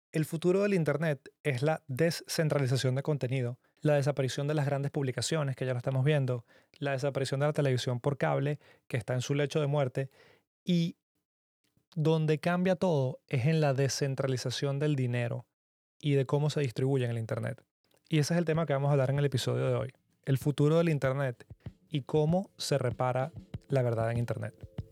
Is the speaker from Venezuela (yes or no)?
yes; Venezuela; que vengo de Venezuela